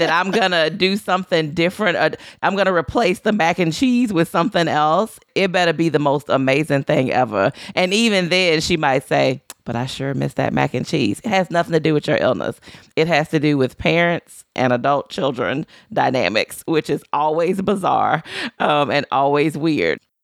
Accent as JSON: {"language": "English", "region": "Louisiana", "country": "United States", "moved": "yes", "said": "I'm from Louisiana. I no longer live in Louisiana."}